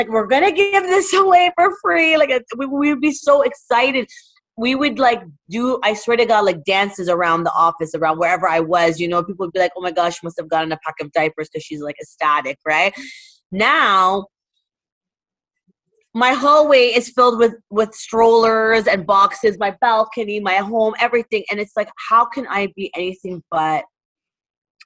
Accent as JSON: {"language": "English", "town": "Toronto", "region": "Ontario", "country": "Canada", "moved": "as an adult", "lives_now": "Dubai, United Arab Emirates", "said": "where I'm from Toronto, where we just talk to everybody"}